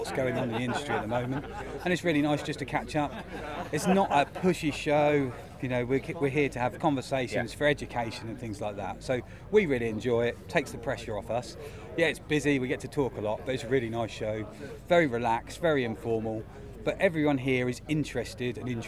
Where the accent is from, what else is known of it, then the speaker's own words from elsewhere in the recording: Norfolk, East of England, United Kingdom; I'm from Norfolk